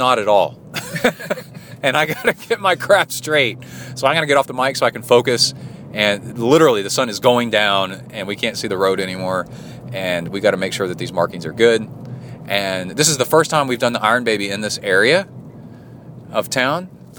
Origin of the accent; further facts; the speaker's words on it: Appalachia, United States; I guess it's all where you're from, because I grew up in the Appalachian, like, Smoky Mountain area.